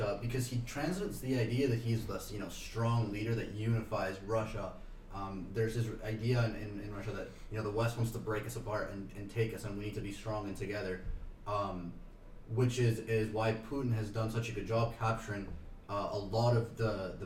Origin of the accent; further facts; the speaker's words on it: Argentina; now in New York, United States; as someone from Argentina